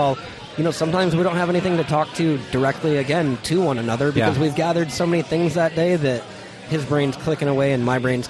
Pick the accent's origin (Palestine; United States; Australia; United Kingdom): United States; Tempe, Arizona; also born or lived in Chicago; growing up here as a kid, I grew up in Tempe, but then I've lived in so many big cities where neighborhoods have their own names